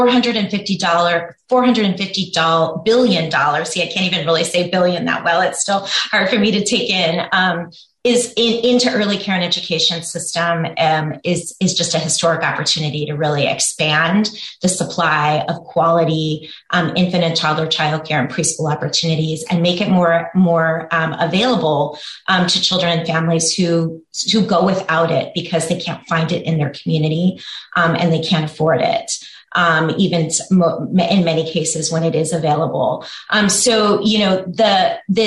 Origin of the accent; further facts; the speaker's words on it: Washington, District of Columbia, United States; also born or lived in Oregon; I helped implement universal preschool in my hometown of Washington, D.C.